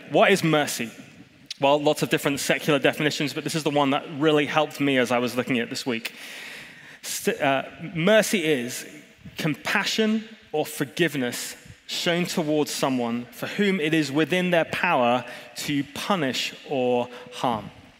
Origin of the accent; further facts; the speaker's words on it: Hong Kong; I grew up in Hong Kong like Tom did, and Jacinta and some of the rest of you. I don't know why we have a big Hong Kong lick, but we do.